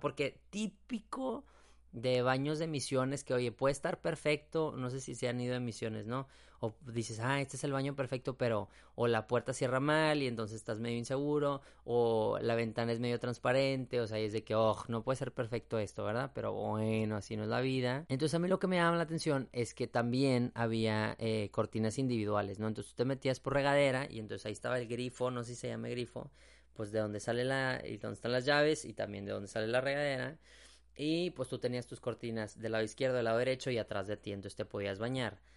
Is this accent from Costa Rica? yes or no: no; San Pedro Garza García, Nuevo León, Mexico; Yo soy de Monterrey, Nuevo León, México, y en específico de un municipio que se llama San Pedro